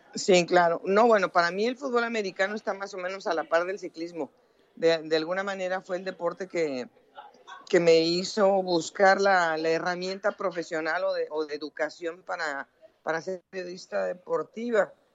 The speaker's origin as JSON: {"language": "Spanish", "country": "Mexico", "tie": "born or raised there", "also_born_or_lived": "Colombia", "moved": "as an adult", "lives_now": "United States", "said": "yo nací en México, empecé a trabajar en México, me fui a Estados Unidos, en donde yo resido hace 20 años"}